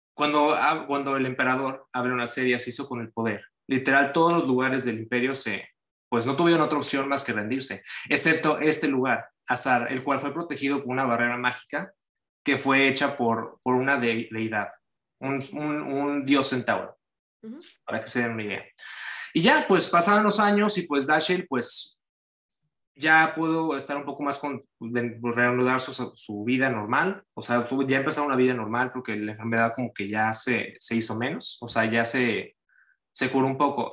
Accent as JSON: {"language": "Spanish", "town": "Cancún", "region": "Quintana Roo", "country": "Mexico", "tie": "born or raised there", "moved": "yes", "lives_now": "United States", "said": "yo soy originario de Cancún, México, y pues ya tengo yo bastante tiempo viviendo, pues ahorita yo vivo ya de planta en Estados Unidos"}